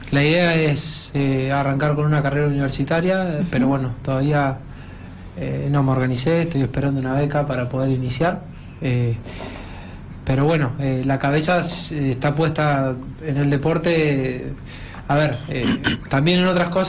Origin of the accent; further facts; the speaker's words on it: La Barriga, Buenos Aires Province, Argentina; Yo soy de La Barriga, provincia de Buenos Aires.